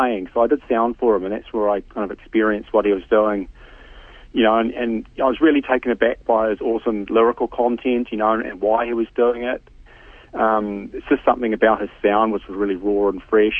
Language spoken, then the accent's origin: English; Tauranga, Bay of Plenty, New Zealand; also born or lived in Morrinsville / Hamilton; now in Tauranga, New Zealand; I grew up in Tauranga, and when I left, I mean, I think I was 18 when I left